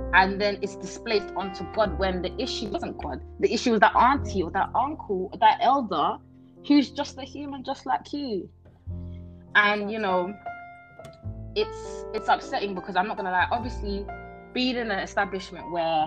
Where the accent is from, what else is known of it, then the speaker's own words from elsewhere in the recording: United Kingdom; also born or lived in Netherlands; I was born in Holland, but I've spent, 11 years in this country. So I would say I'm 100% British. I went to school. I went to primary, secondary here.